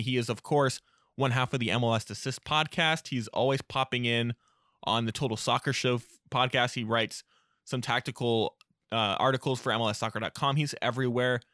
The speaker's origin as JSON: {"language": "English", "town": "Portland", "region": "Oregon", "country": "United States", "moved": "yes", "said": "I'm from Portland, uh, and I am here in Portland for the summer."}